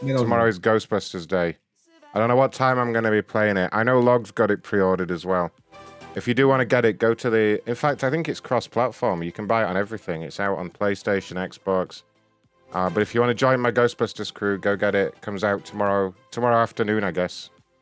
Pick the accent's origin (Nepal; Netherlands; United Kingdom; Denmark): United Kingdom; I'm British